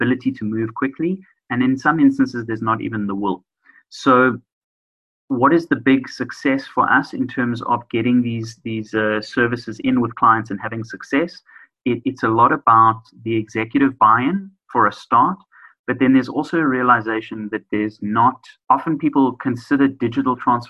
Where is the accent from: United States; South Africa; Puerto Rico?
South Africa; as a South African society, we're definitely geared towards that.